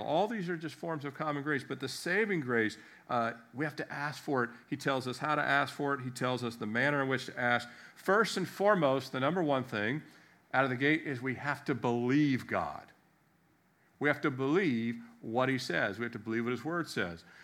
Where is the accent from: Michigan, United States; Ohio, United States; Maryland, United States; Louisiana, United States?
Maryland, United States; Annapolis; I was born in America, Annapolis, Maryland